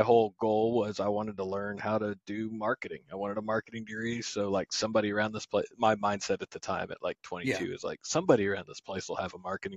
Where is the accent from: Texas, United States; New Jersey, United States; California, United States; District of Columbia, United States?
New Jersey, United States; moved away as an adult; also born or lived in Michigan / upstate New York; now in East Tennessee, United States; I grew up in South Jersey